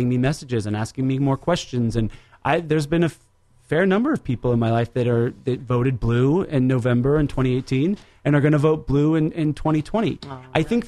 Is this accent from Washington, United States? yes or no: yes; Seattle, Washington, United States; moved away; I grew up in Seattle